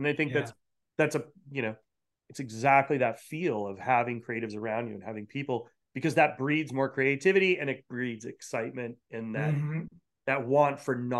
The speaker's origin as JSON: {"language": "English", "region": "Rhode Island", "country": "United States", "tie": "born or raised there", "moved": "yes", "lives_now": "San Francisco, United States", "said": "being from New England and growing up in Rhode Island."}